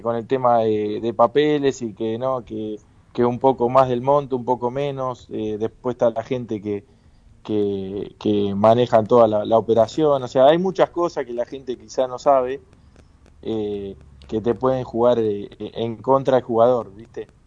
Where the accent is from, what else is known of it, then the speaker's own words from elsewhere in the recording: Lanús, Buenos Aires Province, Argentina; moved away as an adult; now in Turkey; Yo soy de Lanús y, mi familia está hincha de Lanús